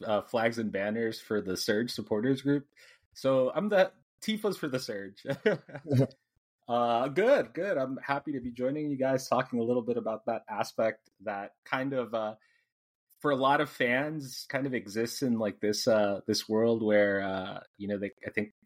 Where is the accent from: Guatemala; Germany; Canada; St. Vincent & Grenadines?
Guatemala; now in Houston, United States; I'm from Guatemala, so I kind of grew up on going to games